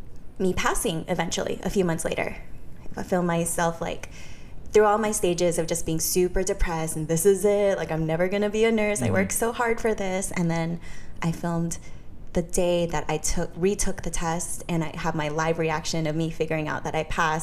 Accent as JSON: {"language": "English", "town": "Modesto", "region": "California", "country": "United States", "tie": "born or raised there", "said": "No, I still work in Modesto. {S3} Okay. {S1} My hometown, but I'm just never really there."}